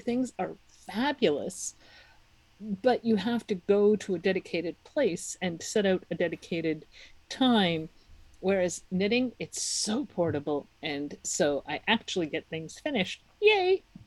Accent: Czechia; moved away; I'm from the Czech Republic

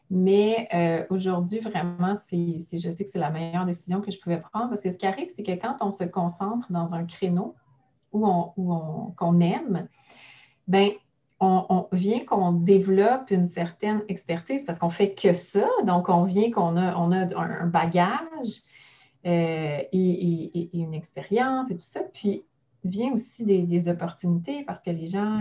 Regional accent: Mont-Saint-Hilaire, Quebec, Canada; j'ai parti mon bureau dans la ville où je suis née, où j'ai grandi, à Mont-Saint-Hilaire, euh, sur la rive sud de Montréal

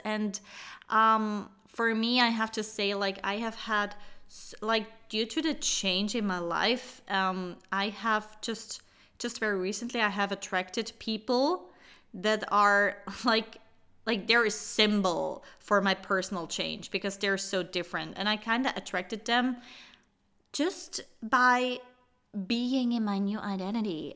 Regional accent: Switzerland; born or raised there

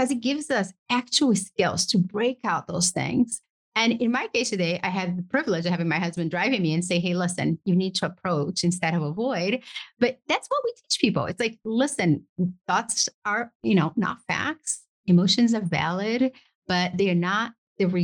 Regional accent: Brazil; now in United States; I grew up poor in Brazil, pursued the American dream, got to the US

